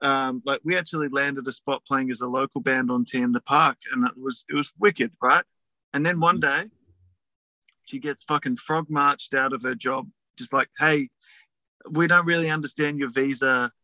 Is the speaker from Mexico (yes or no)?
no; Australia; I'm Australian. I put up with 40 fucking degrees.